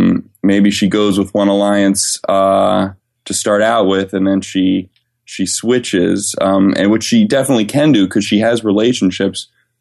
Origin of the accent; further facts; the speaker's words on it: New Jersey, United States; now in New York, United States; I'm originally from New Jersey.